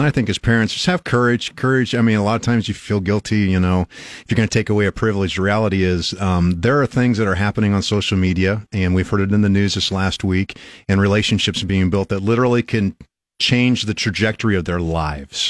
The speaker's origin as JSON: {"language": "English", "town": "Albion", "region": "Nebraska", "country": "United States", "tie": "born or raised there", "said": "I grew up in Albion, small town. I knew everybody."}